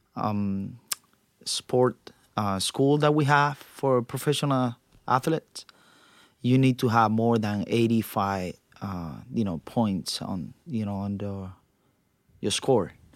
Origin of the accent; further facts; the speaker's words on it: Cuba; now in United States; I was born in Cuba